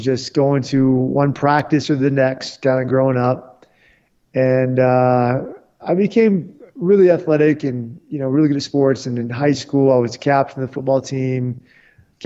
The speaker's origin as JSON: {"language": "English", "town": "Washington", "region": "District of Columbia", "country": "United States", "tie": "born or raised there", "moved": "yes", "said": "I grew up in Washington, D.C."}